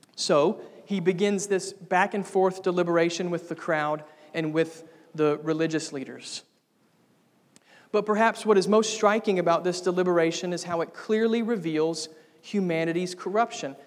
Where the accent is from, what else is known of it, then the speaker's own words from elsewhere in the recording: United States; I was born in America